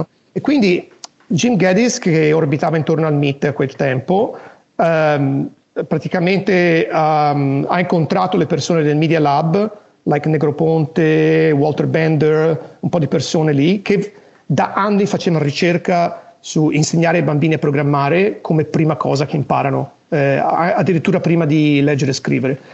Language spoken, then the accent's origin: Italian; Italy; moved away as an adult; also born or lived in United States / Tokyo, Japan; now in Los Angeles, United States; sono nato e cresciuto in Italia